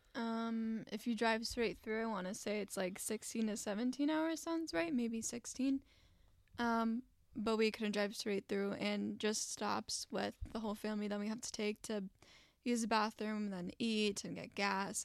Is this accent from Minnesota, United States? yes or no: yes; Wyoming, Minnesota, United States; also born or lived in Stacy, Minnesota; Wyoming, Minnesota, in a very tight neighborhood. Um, I lived there for I want to say 13 years